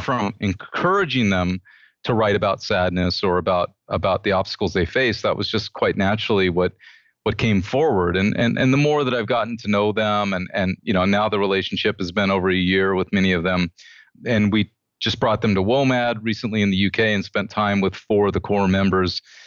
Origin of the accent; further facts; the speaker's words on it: United States; I'm an American